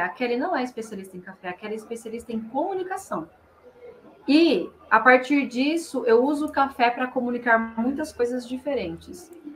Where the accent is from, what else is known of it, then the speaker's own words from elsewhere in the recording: interior of São Paulo, Brazil; accent: caipira; moved away as an adult; now in São Paulo, Brazil; eu sou do interior de São Paulo, sou caipira com orgulho.